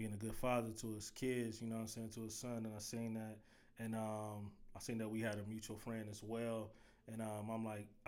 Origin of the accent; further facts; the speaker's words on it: Cleveland, Ohio, United States; growing up in Cleveland, I grew up in the St. Clair area